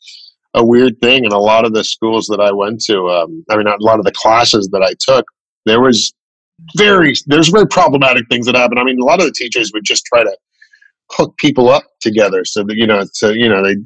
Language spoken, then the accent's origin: English; Chicago, Illinois, United States; I grew up in Chicago, mainly